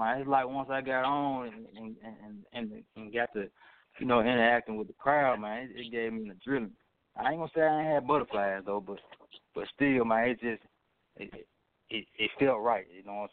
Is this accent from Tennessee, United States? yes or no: yes; Memphis, Tennessee, United States; I don't sound like a Memphis artist, but they know I'm from Memphis.